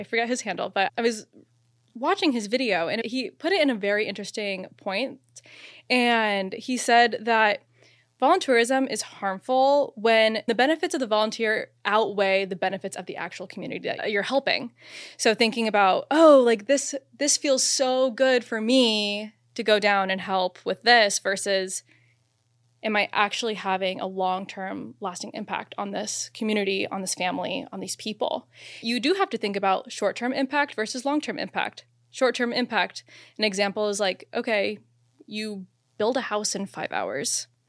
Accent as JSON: {"language": "English", "town": "Phoenix", "region": "Arizona", "country": "United States", "said": "I'm from Phoenix, Arizona"}